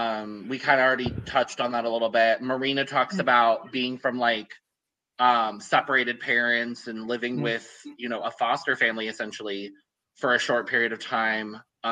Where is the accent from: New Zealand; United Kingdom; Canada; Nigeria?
United Kingdom; I was about to dox you. I'm British.